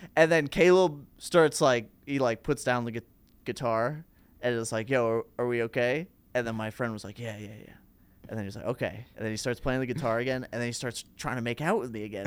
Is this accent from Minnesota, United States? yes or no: yes; Plymouth, Minnesota, United States; now in Chicago, United States; just outside Minneapolis in a suburb uh, called Plymouth